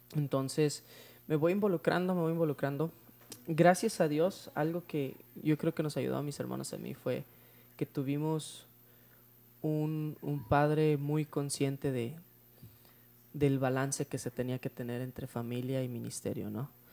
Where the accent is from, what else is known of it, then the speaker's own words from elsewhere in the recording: Tijuana, Baja California, Mexico; Nosotros en 1993 nos mudamos para la ciudad de Tijuana